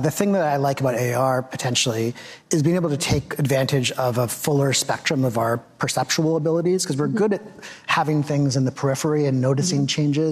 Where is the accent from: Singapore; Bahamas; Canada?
Canada; Victoria, British Columbia; I grew up in Victoria, British Columbia, which is very provincial